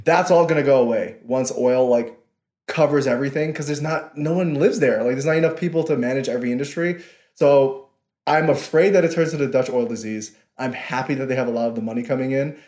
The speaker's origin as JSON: {"language": "English", "town": "New York City", "region": "New York", "country": "United States", "tie": "born or raised there", "moved": "as an adult", "said": "I'm from Queens"}